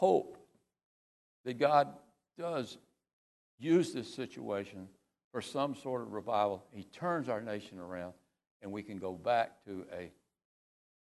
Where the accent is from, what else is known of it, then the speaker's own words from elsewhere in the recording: United States; As an American